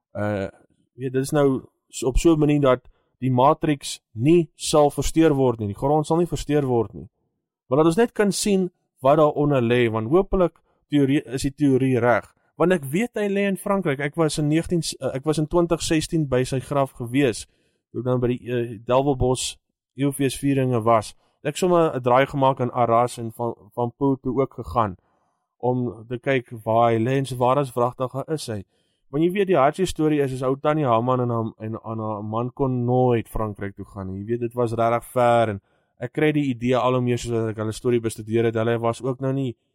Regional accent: South Africa; also born or lived in Johannesburg / Lichtenburg; ek is die eerste Suid-Afrikaner

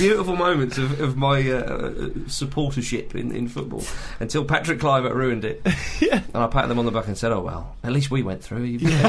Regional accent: England, United Kingdom; moved away; also born or lived in Scotland; I was living in Scotland at the time, and of course, being English

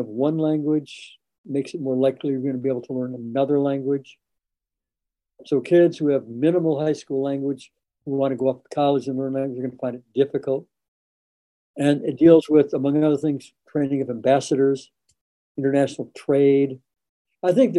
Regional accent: Madison, Wisconsin, United States; I grew up in Madison, Wisconsin, the land grant campus of the University of Wisconsin

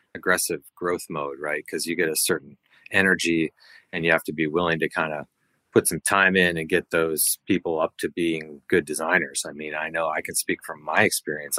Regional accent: a suburb of Minneapolis, Minnesota, United States; moved away as an adult; I grew up in Minnesota, a suburb of Minneapolis

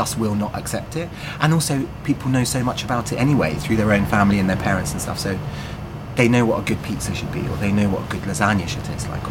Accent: London, United Kingdom; growing up in London

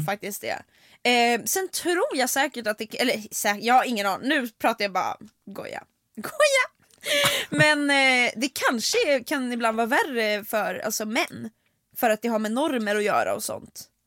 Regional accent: Sweden; Vi är från Sverige

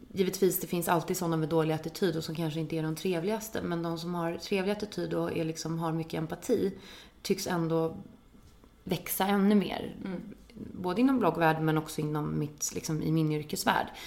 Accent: Danderyd, Stockholm County, Sweden; also born or lived in London; kommer ifrån Stockholm, ifrån Danderyd från början

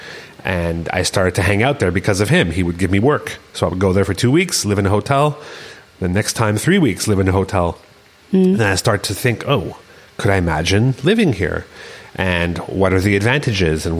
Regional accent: Canada; moved away as an adult; also born or lived in Berlin; as a Canadian, as a foreigner

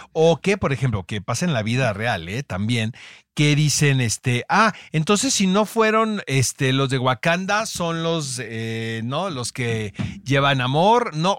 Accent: Mexico; como mexicano

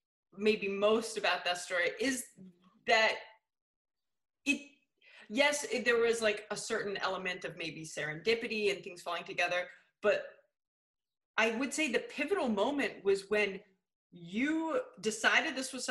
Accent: United States; now in United Kingdom; as an American

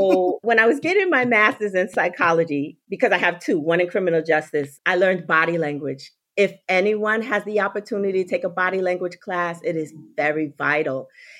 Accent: New York, United States; And I live in Florida. Not always. I'm a New Yorker people. I'm just a transplanted Floridian now.

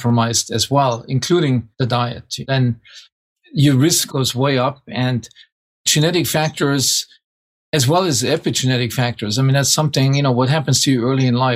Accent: small town outside of Munich, Bavaria, Germany; moved away; it's outside of Munich, small town outside of Munich.

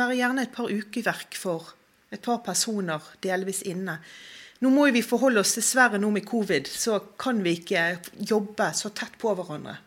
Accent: Bergen, Vestland, Norway; Jeg er jo bergenser, jeg er jo veldig sånn patriot

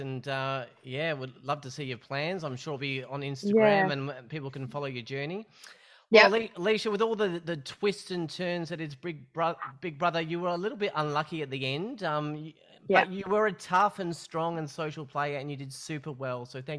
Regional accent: Perth, Western Australia, Australia; That's my hometown of Perth.

